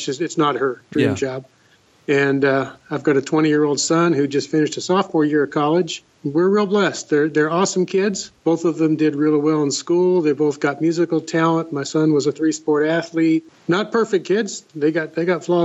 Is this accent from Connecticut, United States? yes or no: no; Los Angeles, California, United States; moved away as an adult; now in Washington, United States; I didn't actually grow up here in Washington. I grew up in Southern California in the Los Angeles area